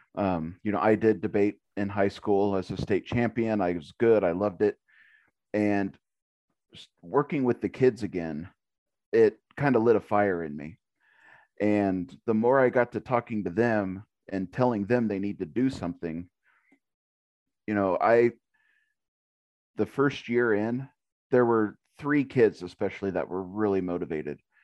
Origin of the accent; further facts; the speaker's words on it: Little River, Kansas, United States; born and raised in Little River.